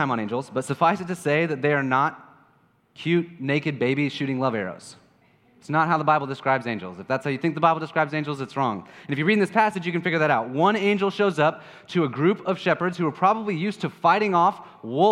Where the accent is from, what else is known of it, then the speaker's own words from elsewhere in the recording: Kansas, United States; I'm from Kansas